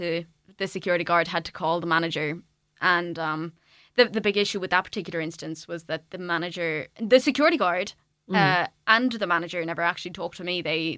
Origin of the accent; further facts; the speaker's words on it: Waterford, Munster, Ireland; To be honest, it's been both, because I'm from Waterford.